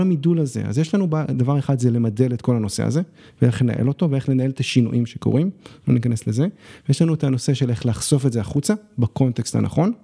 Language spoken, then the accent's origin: Hebrew; Israel; also born or lived in Shanghai, China